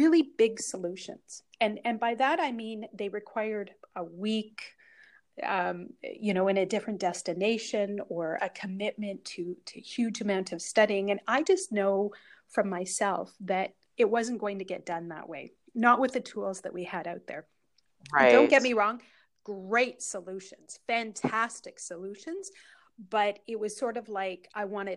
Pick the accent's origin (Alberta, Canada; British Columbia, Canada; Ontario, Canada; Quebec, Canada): Alberta, Canada; Northern; I'm originally from a part of Canada, which is very far north. So Northern Alberta. And about 8 years ago, my hometown burnt to the ground